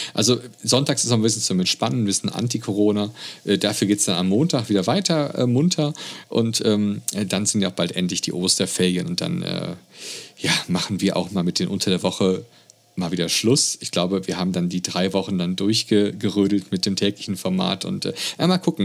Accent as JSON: {"language": "German", "country": "Germany", "said": "bei uns in Deutschland"}